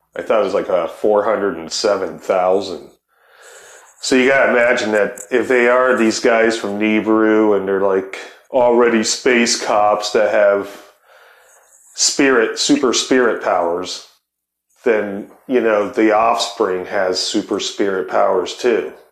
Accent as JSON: {"language": "English", "region": "Ohio", "country": "United States", "said": "I'm from Ohio"}